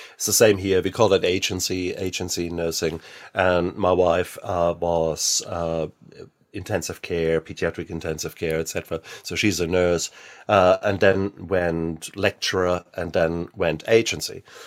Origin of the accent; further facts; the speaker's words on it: Germany; being German. I was born in sixty-six, so, and I was born in the American occupied zone